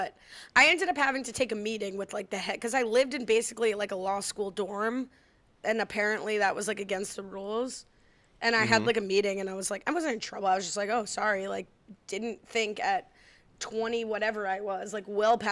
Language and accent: English; New Jersey, United States; I'm from Jersey, and I'll be 70 years old